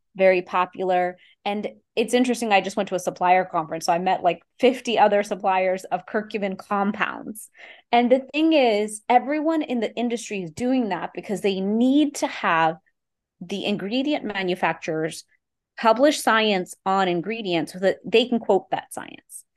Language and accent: English; Houston, Texas, United States; I grew up in Houston, Texas, eh, to an immigrant family